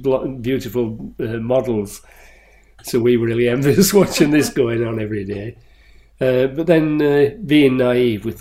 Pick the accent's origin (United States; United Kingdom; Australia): United Kingdom; Halifax, Yorkshire and the Humber; moved away as an adult; also born or lived in London; now in Yorkshire Dales, United Kingdom; I was brought up in West Yorkshire on a small old inn outside Halifax.